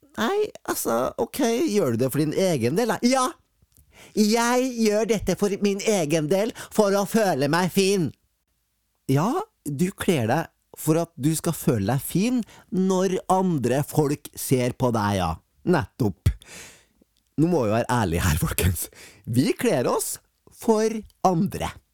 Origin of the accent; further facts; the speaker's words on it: Fosen, Trøndelag, Norway; Jeg er fra Fosen